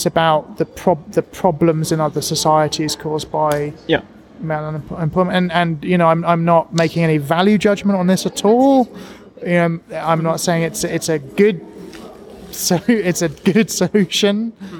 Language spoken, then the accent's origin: English; England, United Kingdom; born or raised there; moved away as an adult; now in Japan